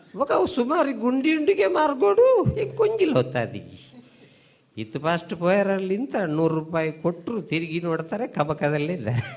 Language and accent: Kannada; Tulu Nadu, India; ಅದರಲ್ಲೂ ನಮ್ಮ ತುಳುನಾಡು